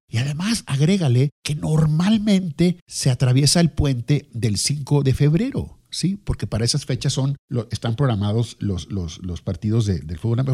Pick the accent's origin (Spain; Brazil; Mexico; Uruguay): Mexico